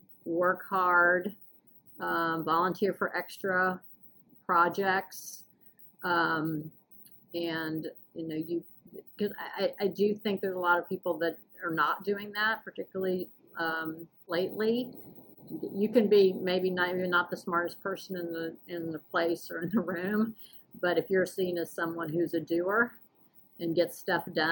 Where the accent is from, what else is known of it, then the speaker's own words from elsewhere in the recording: the South, United States; moved away as an adult; now in Washington, United States; I was raised in the South